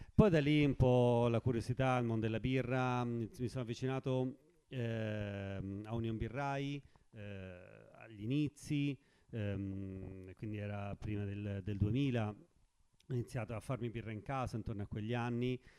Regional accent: Forte dei Marmi, Tuscany, Italy; io sono di Forte dei Marmi, ma ho aperto a Pietrasanta

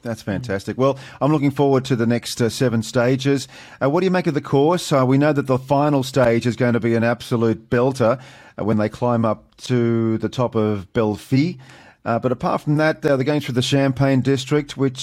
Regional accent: Sydney, New South Wales, Australia; I'm from Sydney.

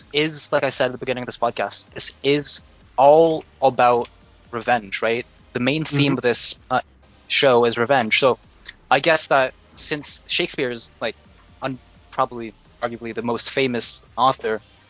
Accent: Canada; I'm a Canadian.

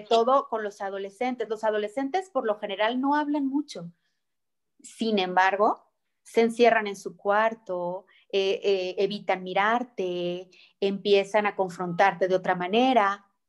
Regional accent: Mexico; nuestra cultura mexicana

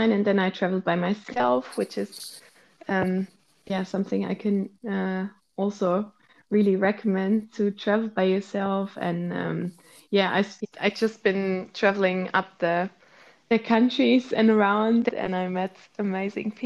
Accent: Munich, Bavaria, Germany; moved away as an adult; also born or lived in Maastricht / Zurich; I actually grew up not in the city center, but in a suburb of Munich

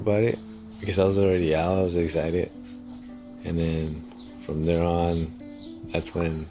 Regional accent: Los Angeles, California, United States; also born or lived in Mexico; now in San Jose, United States; I was born in Mexico. I went to school in Los Angeles.

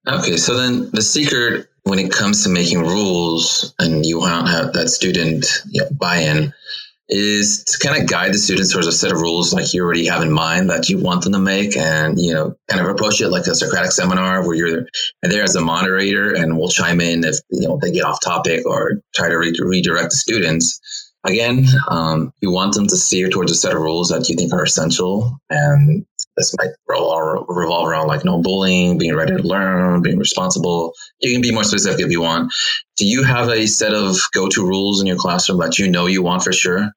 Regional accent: Los Angeles, California, United States; I'm from Los Angeles

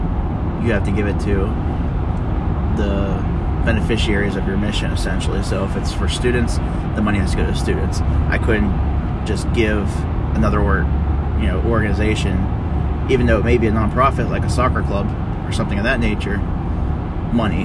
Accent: United States

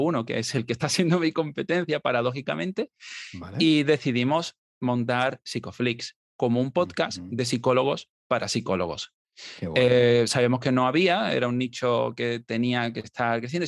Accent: Marbella, Andalusia, Spain; moved away; me fui a Marbella, que es de donde soy originalmente

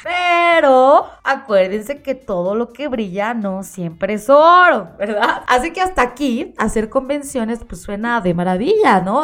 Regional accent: Mexico

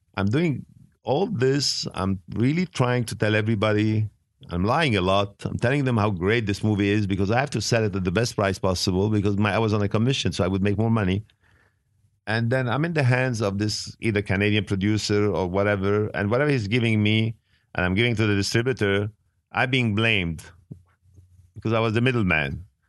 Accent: Beirut, Beirut Governorate, Lebanon; English is a second language; also born or lived in Italy / France / England / Switzerland; now in United States; I was living in Beirut. I was born in Beirut

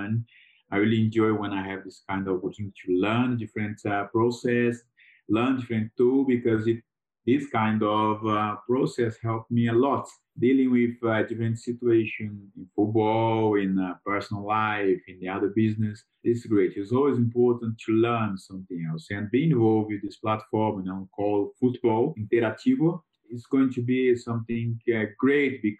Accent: Lagoa da Prata, Minas Gerais, Brazil; English is a second language; moved away as an adult; also born or lived in United Kingdom; the hotel business in my hometown, Lagoa Prata

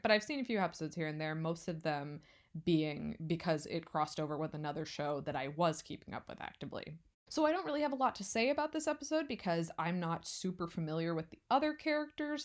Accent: West Coast, United States; now in California, United States; I'm not from California, but I've lived here for five years

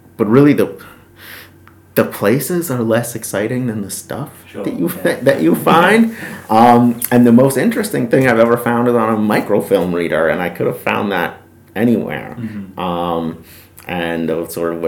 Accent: New York, United States; I'm a New Yorker, so I'm from the North

